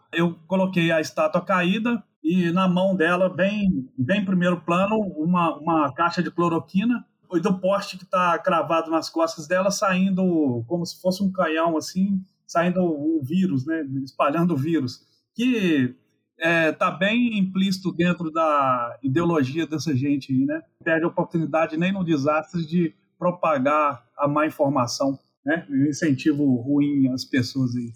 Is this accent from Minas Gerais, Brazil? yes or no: yes; Manhuaçu, Minas Gerais, Brazil; moved away; eu nasci em Manhuaçu